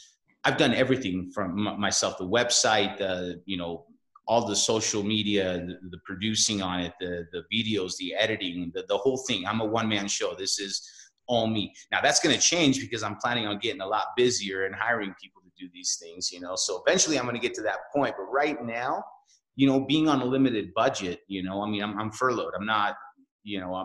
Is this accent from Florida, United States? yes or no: no; Salt Lake City, Utah, United States; now in Denver, United States; I have roots in Salt Lake City. So, you know, that's where I was born and raised